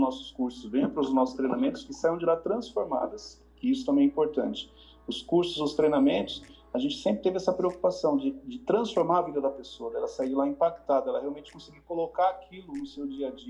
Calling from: Mozambique; Eu falo de Moçambique.

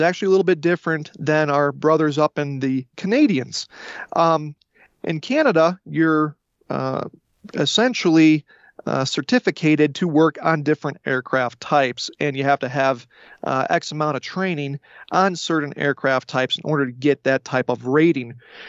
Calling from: the West, United States; Well, I'm on the western part of the U.S. right now.

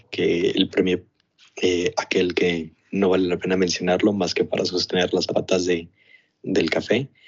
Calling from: Mexico City, Mexico; Hola, ya, hola José Carlos … de la Ciudad de México.

